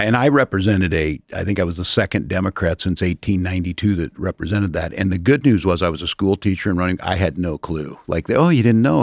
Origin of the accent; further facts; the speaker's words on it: middle America, Midwest, United States; I'm the geographic affirmative action guy out of, out of middle, middle America